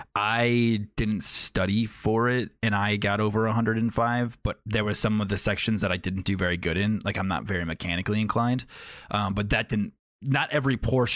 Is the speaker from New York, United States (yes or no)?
yes; New York, United States; I'm from New York originally. So like, we take a lot of standardized tests in New York State.